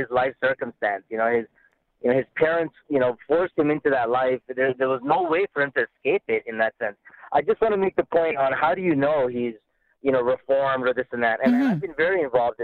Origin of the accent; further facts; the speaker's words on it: Canada; a Canadian identity